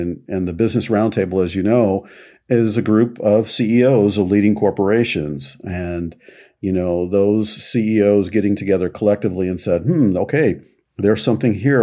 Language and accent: English; Kansas City, Missouri, United States; I'm originally from Kansas City